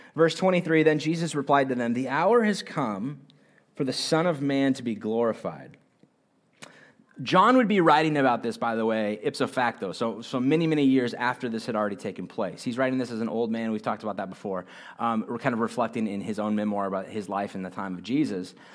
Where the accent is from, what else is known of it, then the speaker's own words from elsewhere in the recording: United States; I'm an American